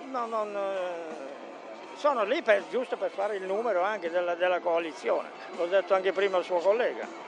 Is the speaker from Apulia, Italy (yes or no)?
no; Bresso, Lombardy, Italy; Bresso, ah, Bresso di Milano.